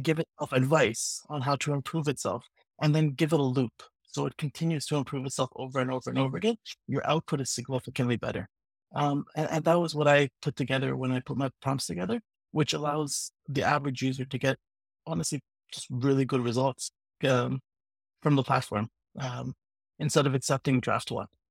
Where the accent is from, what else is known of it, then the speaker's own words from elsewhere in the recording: Vancouver, British Columbia, Canada; I'm from Vancouver, Canada